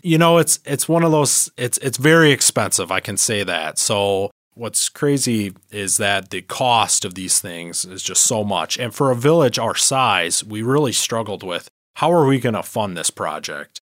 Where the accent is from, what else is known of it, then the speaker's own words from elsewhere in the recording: Harbor Beach, Michigan, United States; I was born and raised in the Thumb, um, in Harbor Beach, Michigan